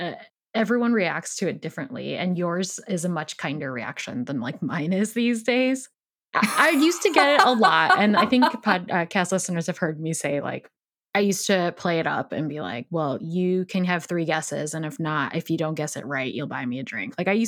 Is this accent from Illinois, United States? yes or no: yes; Chicago, Illinois, United States; where are you from? That's the question. I'm like, Chicago.